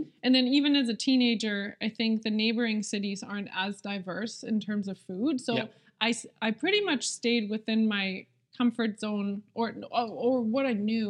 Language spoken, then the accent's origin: English; Germany; I think I grew up in a smaller city. So as a child or in my teenage years, I think I wasn't exposed to as many sort of cuisines.